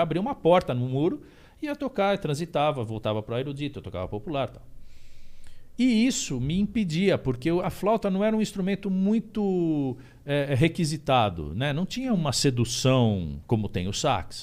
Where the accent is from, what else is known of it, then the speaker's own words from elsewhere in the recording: Indaiatuba, São Paulo, Brazil; lá em Indaiatuba, que eu sou de Indaiatuba